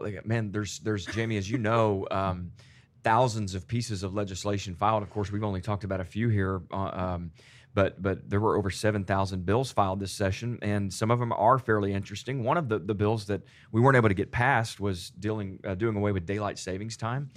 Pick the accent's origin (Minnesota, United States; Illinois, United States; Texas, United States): Texas, United States; Plano; growing up in Plano schools just twenty, twenty-five years ago